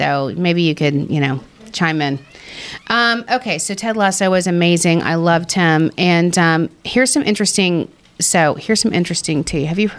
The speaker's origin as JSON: {"language": "English", "region": "Texas", "country": "United States", "accent": "Texas", "said": "My Texas accent."}